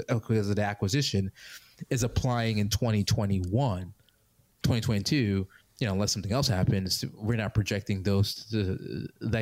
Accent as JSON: {"language": "English", "region": "New York", "country": "United States", "tie": "born or raised there", "said": "I grew up in... on the East Coast. I grew up in New York."}